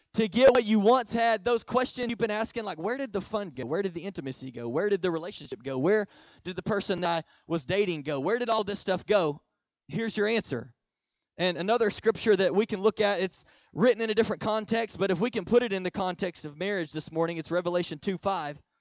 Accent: Oklahoma, United States; now in Texas, United States; I'm originally from Oklahoma, so I'm an OU fan.

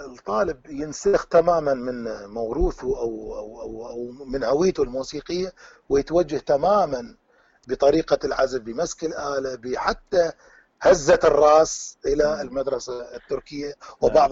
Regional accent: Iraq; accent: Iraqi; also born or lived in Tunisia; now in Belgium; احنا نقول باللهجه العراقيه

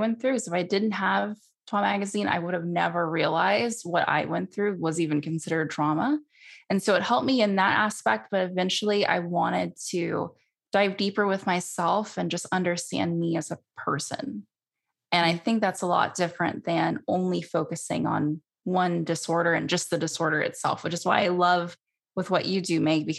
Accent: San Francisco Bay Area, California, United States; I grew up in the San Francisco Bay Area

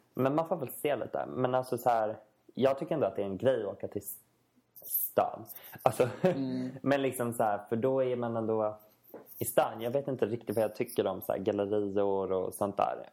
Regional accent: Stockholm, Stockholm County, Sweden; moved away as an adult; now in Västerås, Sweden; Både du och jag kommer ju från Stockholm

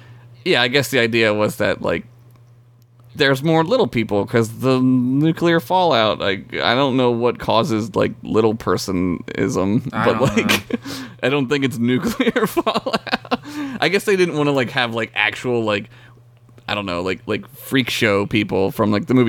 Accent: Philadelphia, Pennsylvania, United States; Just I'm from Philadelphia. W-O-D-L. Go down the shore.

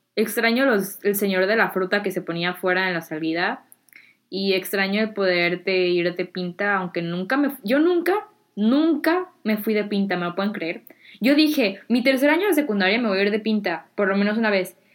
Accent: Mexico; now in United States; allá en México tengo mucha gente y muchos amigos

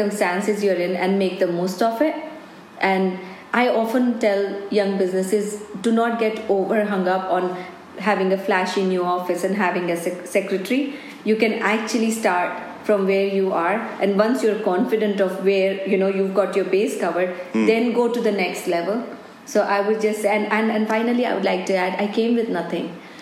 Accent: Delhi, India; moved away as an adult; now in Scotland, United Kingdom; I'm born and brought up in India

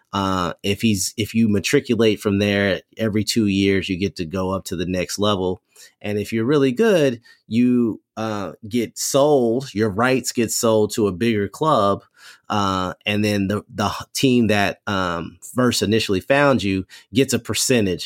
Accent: Kentucky, United States; moved away; also born or lived in Maryland; I grew up in Kentucky playing soccer, uh, uh, in the nineteen eighties, early nineties.

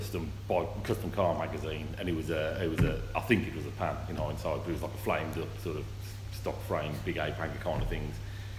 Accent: Wolverhampton, West Midlands, United Kingdom; I'm from Wolverhampton.

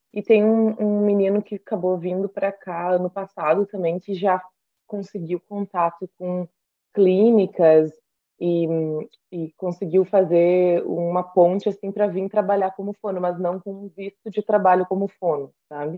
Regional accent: Rio Grande do Sul, Brazil; moved away as an adult; also born or lived in Passo Fundo / Porto Alegre; now in Australia; eu sou do Rio Grande do Sul

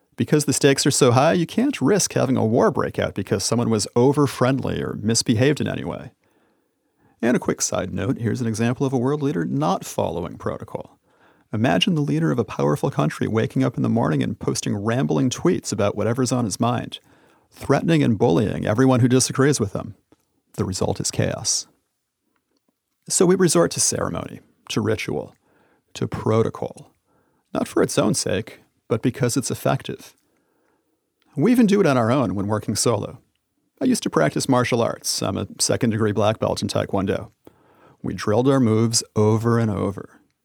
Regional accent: United States; I traveled all around the United States, my home country

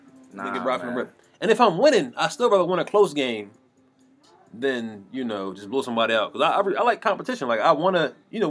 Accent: Philadelphia, Pennsylvania, United States; I'm from West Philadelphia.

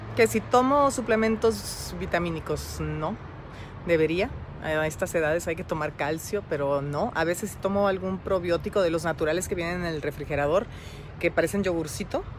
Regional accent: Monterrey, Nuevo León, Mexico; nací en Monterrey, Nuevo León, el 13 de abril de, 1966 en el Hospital Muguerza

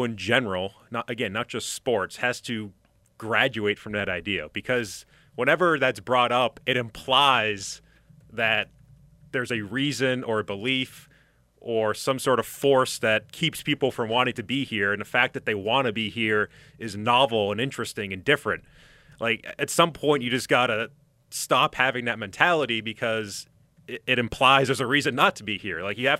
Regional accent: Hamburg, Germany; I grew up in Hamburg, and, you know, I've been around this city my entire life.

